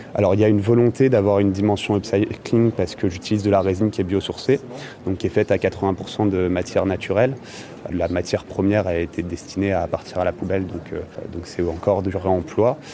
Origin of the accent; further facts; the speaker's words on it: Le Havre, Normandy, France; je suis originaire du Havre. J'ai beaucoup été baigné dans le, dans le sport nautique.